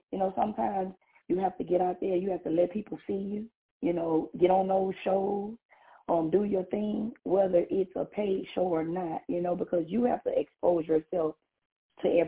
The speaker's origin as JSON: {"language": "English", "region": "Louisiana", "country": "United States", "said": "from Louisiana."}